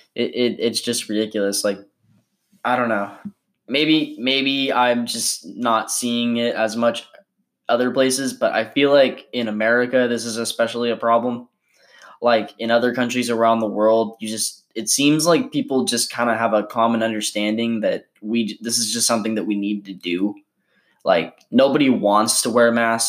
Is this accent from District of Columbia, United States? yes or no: no; California, United States; my home state of California